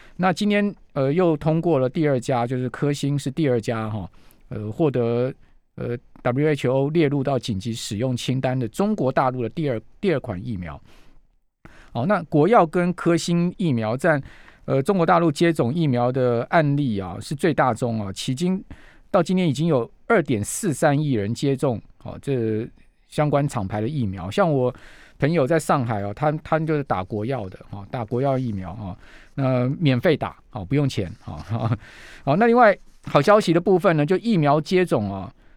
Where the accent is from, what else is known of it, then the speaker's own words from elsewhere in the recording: Taiwan; 真的要让我们台湾人早日恢复正常的生活